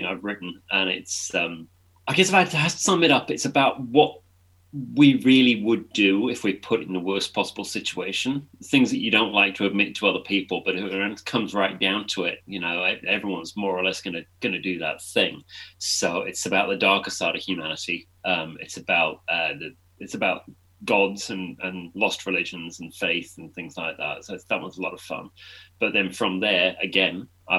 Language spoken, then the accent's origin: English; England, United Kingdom; I'm an author from England